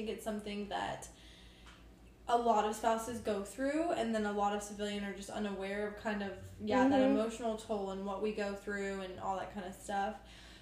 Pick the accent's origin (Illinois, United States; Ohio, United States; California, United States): Ohio, United States; moved away as an adult; I grew up in Ohio my entire life